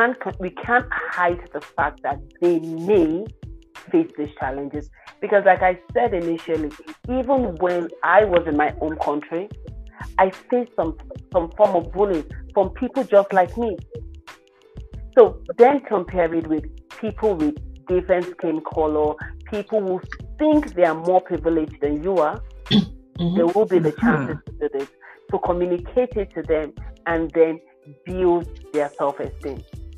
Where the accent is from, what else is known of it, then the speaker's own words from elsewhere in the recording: Nigeria; moved away as an adult; now in Canada; For only you understand this, for most of our children when we come from Nigeria, they've done definitely more than the curriculum that they meet in Canada.